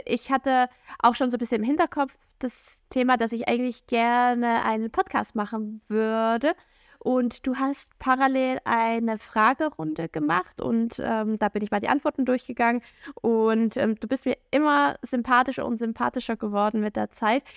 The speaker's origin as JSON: {"language": "German", "region": "Saxony", "country": "Germany", "also_born_or_lived": "Bavaria", "said": "ich komme aus dem Bundesland Sachsen"}